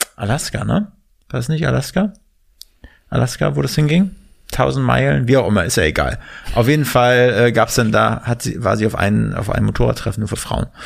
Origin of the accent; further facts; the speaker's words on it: Mecklenburg-Vorpommern, Germany; Erik und ich aus MacPom sind, da ist das Ohr mal sehr empfindlich dafür